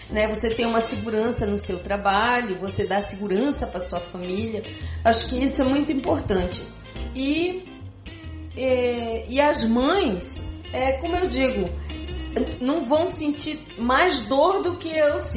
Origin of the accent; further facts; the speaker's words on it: Belém, Pará, Brazil; moved away as an adult; now in Curitiba, Brazil; mas eu deixei Belém do Pará para ir para Curitiba, deixei toda a minha família lá. Só catei os três filhos e vim embora.